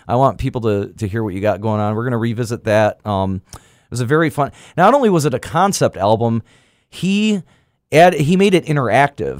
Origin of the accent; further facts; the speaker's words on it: Michigan, United States; moved away as an adult; also born or lived in West Virginia; I was from Michigan